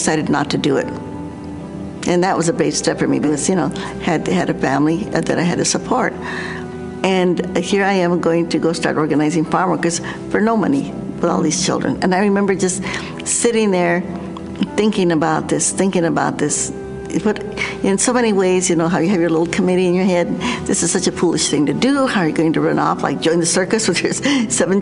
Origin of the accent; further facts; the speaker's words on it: New Mexico, United States; I grew up in New Mexico